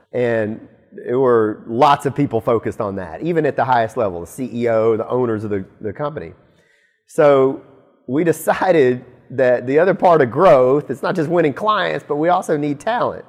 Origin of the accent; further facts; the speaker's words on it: Auburn, Alabama, United States; moved away; I'm from Alabama. I'm from Auburn, Alabama specifically